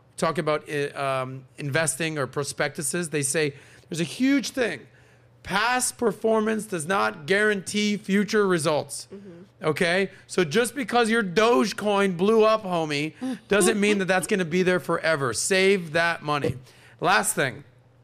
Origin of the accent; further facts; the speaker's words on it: Miami, Florida, United States; someone who's born and raised in Miami